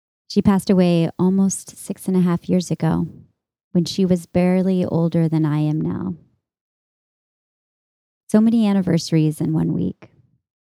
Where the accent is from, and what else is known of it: Texas, United States; born or raised there